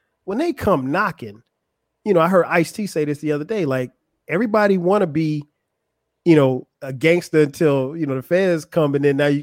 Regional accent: Florence, United States; moved away as an adult; now in Atlanta, United States; I grew up in Florence

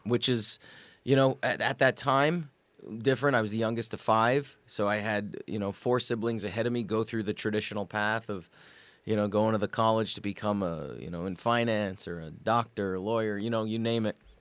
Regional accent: Sault Ste. Marie, Ontario, Canada; moved away as an adult; I grew up in probably what is Hockey Town, Canada

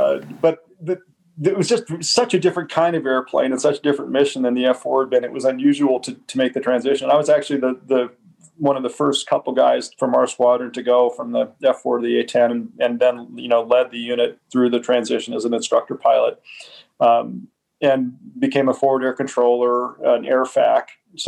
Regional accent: United States; The truth is I'm an American patriot and always loved, you know, the idea of our military.

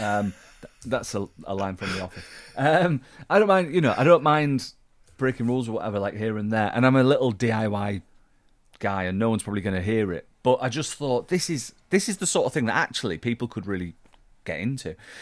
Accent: Yorkshire and the Humber, United Kingdom; I'm a Yorkshireman.

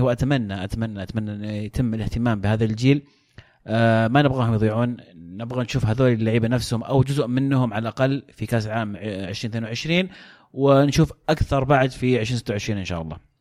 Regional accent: Saudi Arabia; كسعوديين كعرب كمسلمين

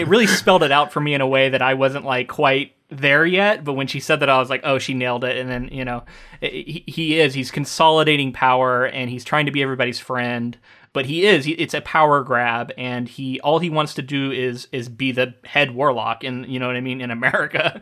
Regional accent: Central Florida, United States; growing up in Central Florida

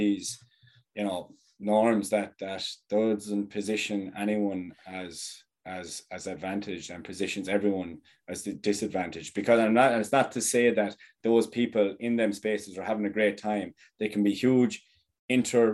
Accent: Thurles, Munster, Ireland; my hometown is Thurles

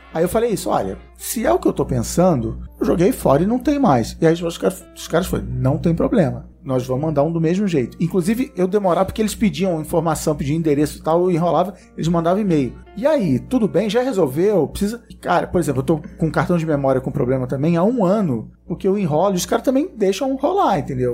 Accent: Brazil; como bom brasileiro

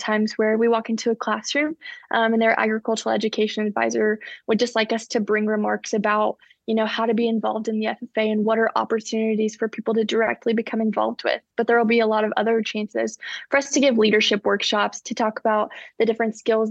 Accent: Collinsville, Oklahoma, United States; I'm from the great state of Oklahoma in a tiny little town called Collinsville, where I've spent the entirety of my life

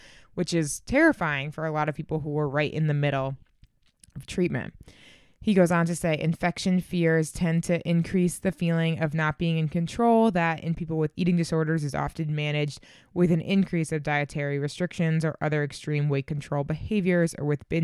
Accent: Boston, Massachusetts, United States; I'm actually from Boston and grew up going to Boston Children's

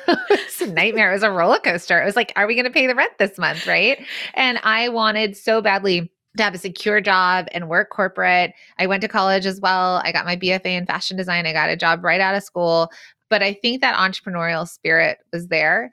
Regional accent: the San Fernando Valley, California, United States; accent: Valley Girl; I'm actually from the Valley.

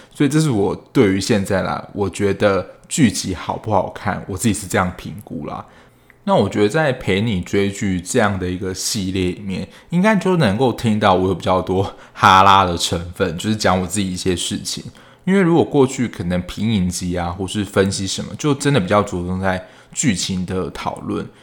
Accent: southern Taiwan, Taiwan; 因为我是南部人

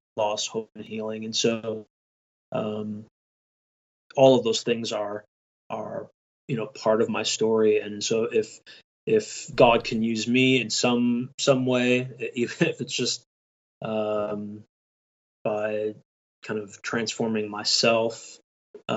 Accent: Michigan, United States; I'm from Michigan. I live about 25 minutes northwest of Detroit.

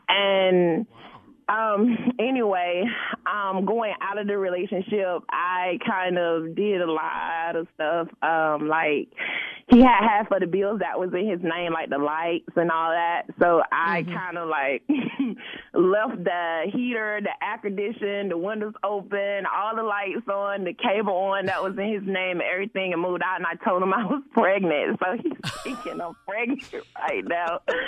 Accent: Georgia, United States; so don't get mad at me, because I'm from Georgia, so, you know, I got to root for my Falcons team.

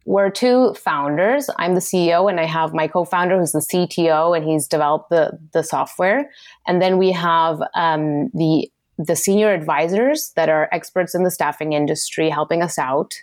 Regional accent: Argentina; moved away; I'm originally from Argentina

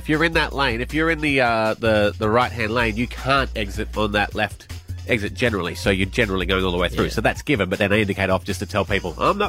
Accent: Scotland, United Kingdom; moved away as an adult; now in Australia; as a Scotsman

